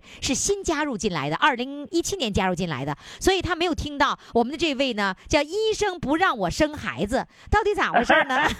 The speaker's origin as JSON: {"language": "Chinese", "country": "China", "said": "不要，我是中国人，随便问。"}